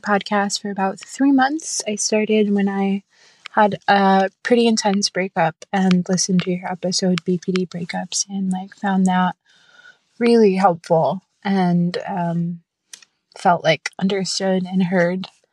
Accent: Massachusetts, United States; I'm twenty-eight and I'm from Massachusetts.

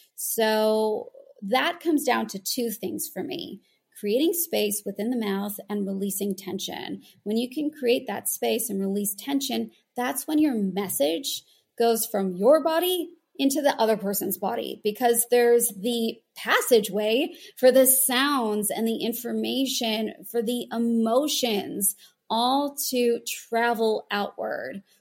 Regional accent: United States; moved away as an adult; now in Sydney, Australia; I'm American

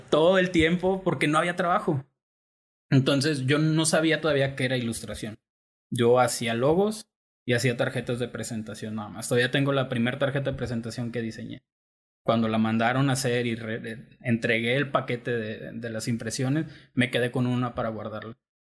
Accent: Tepic, Nayarit, Mexico; yo soy de aquí de Tepic

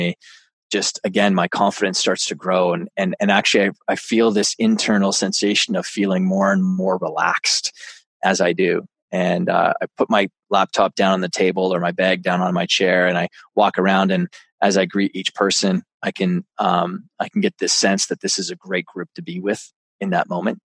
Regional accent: Canada; I'm a Canadian

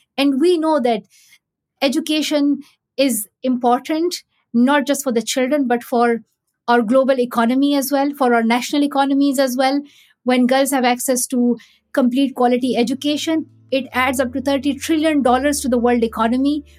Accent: Pakistan; growing up in Pakistan

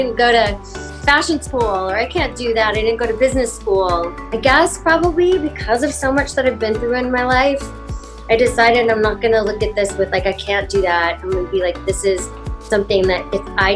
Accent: Wasilla, Alaska, United States; also born or lived in Cypress, Orange County, California; I was in Orange County, like down in Cypress, Orange County, until I was six. And then we moved to Alaska

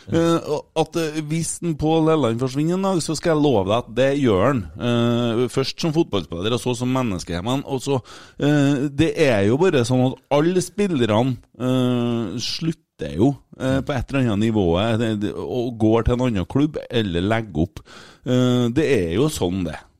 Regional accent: Bjugn, Trøndelag, Norway; jeg er jo fra Bjugn

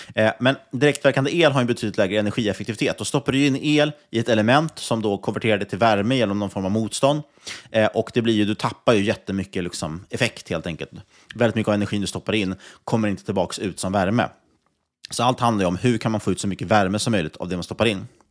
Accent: Sweden

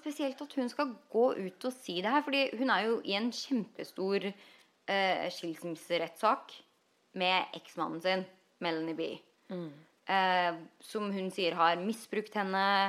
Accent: Norway; moved away as an adult; now in Los Angeles, United States; når nordmenn flytter til LA, så ender vi opp med å bli

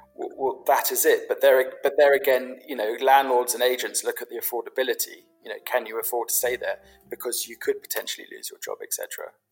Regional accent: London, United Kingdom; I grew up in London. I grew up in London as a Londoner.

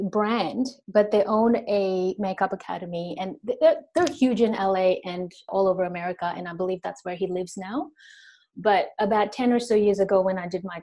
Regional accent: Sri Lanka; also born or lived in Indonesia / Los Angeles, United States; now in Australia; Uh, my origin is actually Indian, but I grew up in uh, Sri Lanka in Indonesia. And then I studied in the US in Los Angeles for a couple of years

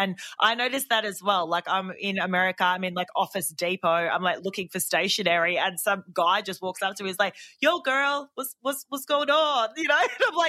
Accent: Melbourne, Victoria, Australia; also born or lived in Sydney; I'm from Melbourne, but I did live in Sydney for a number of years. I was in Bondi.

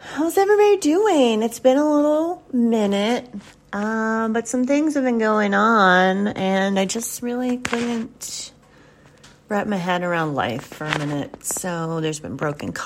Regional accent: the South, United States; I grew up in the South

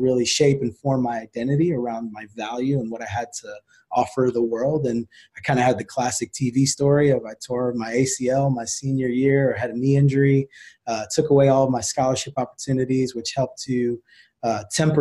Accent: New Jersey, United States; I grew up in New Jersey

